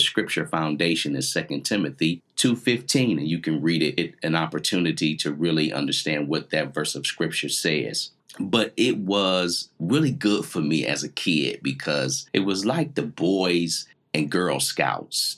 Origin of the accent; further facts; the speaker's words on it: Canton, Ohio, United States; I grew up in Canton, Ohio